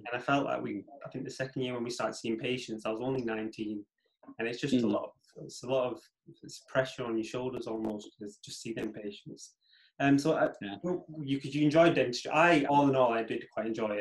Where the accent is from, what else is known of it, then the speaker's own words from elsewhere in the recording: Manchester, North West England, United Kingdom; I'm from Manchester, so I used to commute